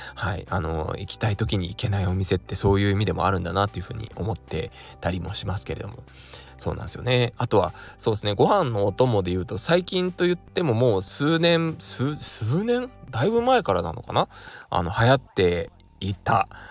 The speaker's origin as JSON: {"language": "Japanese", "town": "Kurume", "region": "Fukuoka", "country": "Japan", "tie": "born or raised there", "moved": "yes", "lives_now": "Tokyo, Japan", "said": "何を隠そう私も福岡県久留米市出身でして"}